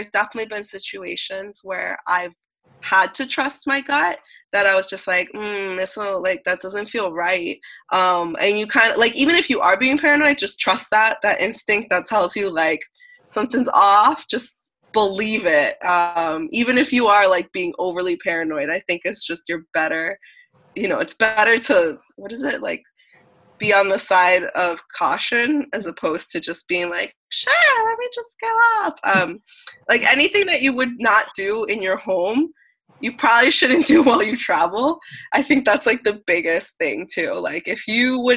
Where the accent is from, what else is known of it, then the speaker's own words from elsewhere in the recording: United States; I'm American